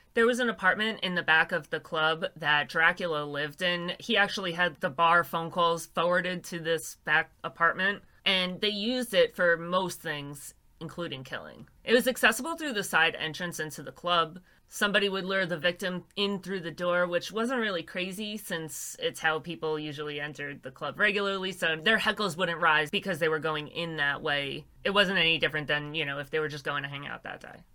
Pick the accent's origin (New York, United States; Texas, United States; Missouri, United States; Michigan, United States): New York, United States; I'm a girl from New York